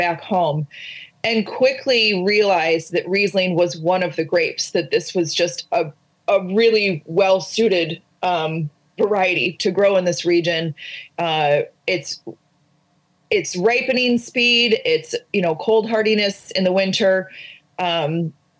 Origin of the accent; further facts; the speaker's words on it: Finger Lakes, New York, United States; I grew up in the Finger Lakes